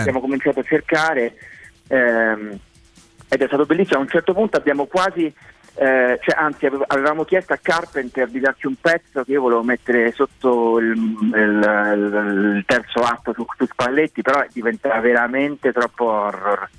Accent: Rome, Lazio, Italy; Io, insomma, sono romano e, e romanista

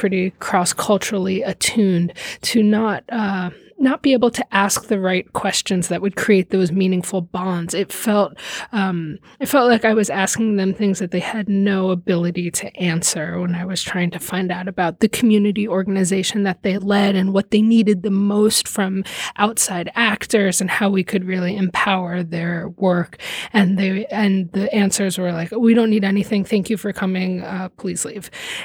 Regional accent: Miami, Florida, United States; I grew up in Miami, Florida, which is a very multicultural city here in the United States

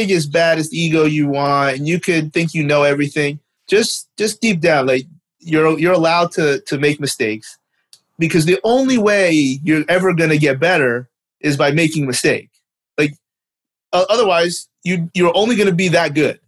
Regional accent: Canada; accent: Canadian; my Canadian accent

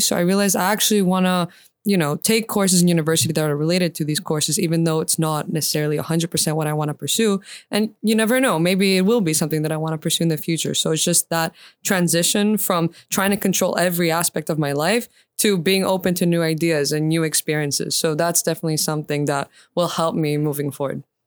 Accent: Attica, Greece; I went to kindergarten in the southern suburbs of Attica

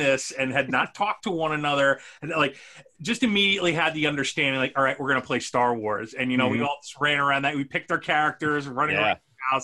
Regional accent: Eastern Long Island, New York, United States; I grew up in Eastern Long Island. And, you know, my dad's family, they were all, like, in different spots in Jersey.

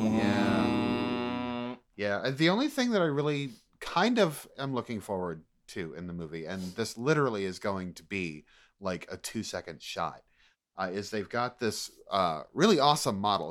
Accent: Maine, United States; I'm from Maine

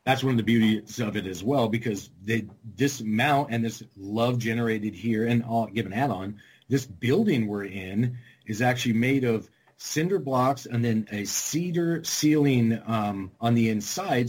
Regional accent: California, Arizona, West Coast, United States; moved away; I grew up in California, Arizona, just all on the West Coast.

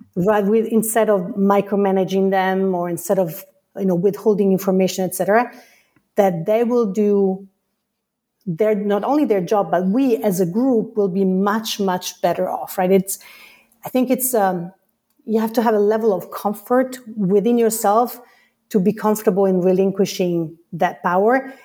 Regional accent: Italy; moved away as an adult; now in United States; I come from Italy

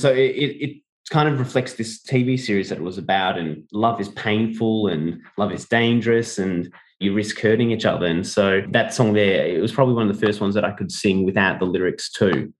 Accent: Melbourne, Victoria, Australia; 我 的 老 家 墨 尔 本

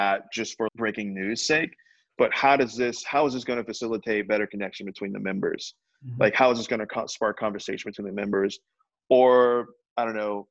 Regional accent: Richmond, Virginia, United States; I'm from Richmond, Virginia

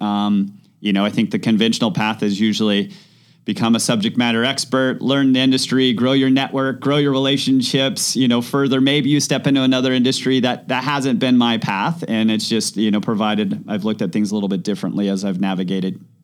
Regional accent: Mammoth Lakes, California, United States; moved away as an adult; also born or lived in Los Angeles; growing up in Mammoth, small mountain town

